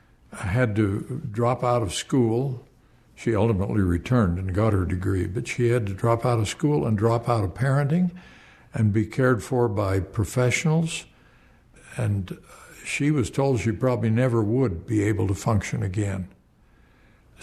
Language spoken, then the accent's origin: English; Provo, Utah, United States; I got to college at BYU in my hometown of Provo